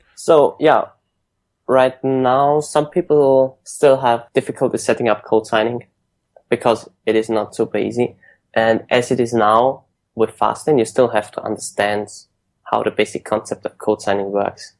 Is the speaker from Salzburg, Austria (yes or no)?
no; Vienna, Austria; moved away as an adult; also born or lived in United Kingdom; now in San Francisco, United States; I'm originally from Austria, from Vienna. I studied in the UK for a year, and then I went straight to San Francisco